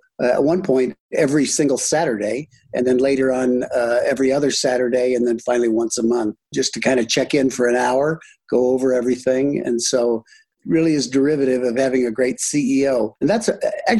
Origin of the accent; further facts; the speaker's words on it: Michigan, United States; moved away; also born or lived in Iowa / France; I grew up in the Midwest, born in Iowa, raised in Michigan